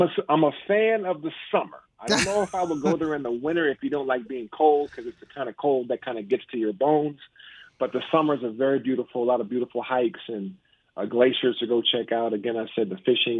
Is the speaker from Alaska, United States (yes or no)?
yes; Juneau, Alaska, United States; moved away as an adult; also born or lived in Washington, D.C.; I was a kid from Juneau, Alaska